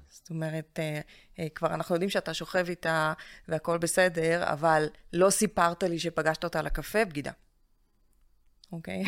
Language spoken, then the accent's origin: Hebrew; Russia; now in Israel; אני מרוסיה